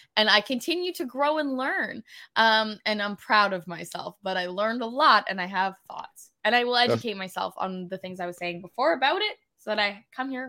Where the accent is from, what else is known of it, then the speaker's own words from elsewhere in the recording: Nova Scotia, Canada; now in Toronto, Canada; when I was growing up in Nova Scotia